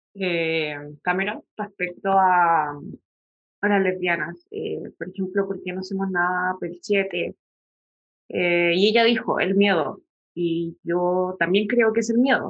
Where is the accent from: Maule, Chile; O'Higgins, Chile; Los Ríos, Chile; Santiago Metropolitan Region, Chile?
Maule, Chile; San Javier; also born or lived in Talca; yo me crié en San Javier, que es un pueblo chico, infierno grande